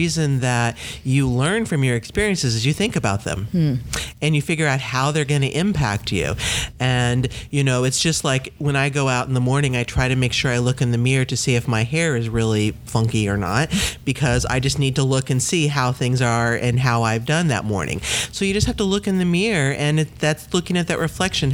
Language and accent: English; Midwest, United States; now in Maine, United States; I came from the Midwest, a very landlocked area.